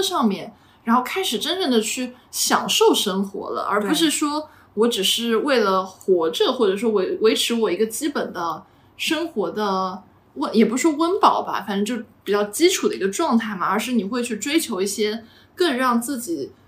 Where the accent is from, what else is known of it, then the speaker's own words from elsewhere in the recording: Zhejiang, China; now in Shanghai, China; 我们浙江这边